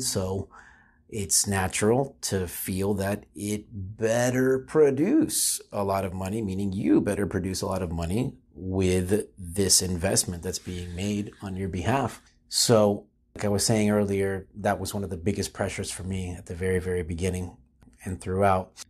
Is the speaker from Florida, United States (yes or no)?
yes; Florida, United States; I'm from Florida. I grew up in Florida.